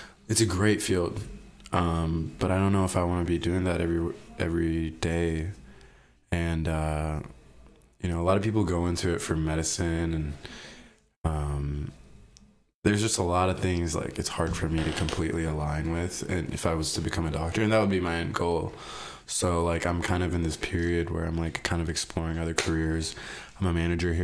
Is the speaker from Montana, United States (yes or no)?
no; Kentucky, United States; also born or lived in Colombo, Sri Lanka / Brooklyn, New York / Arizona; then we moved to Kentucky in 2004